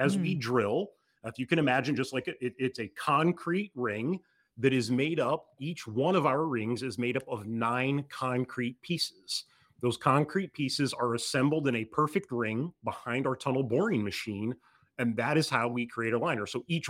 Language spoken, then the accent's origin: English; Michigan, United States; Being from Texas, this might be a hard analogy for you, but I grew up in Michigan.